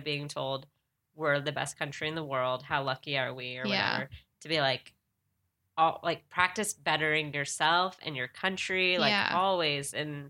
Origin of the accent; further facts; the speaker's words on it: San Diego, California, United States; because I'm from San Diego, so military.